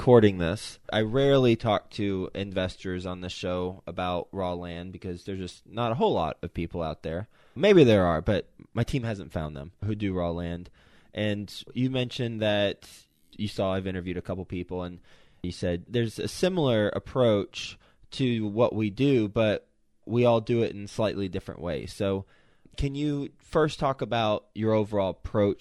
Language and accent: English; Fort Worth, Texas, United States; I'm from Fort Worth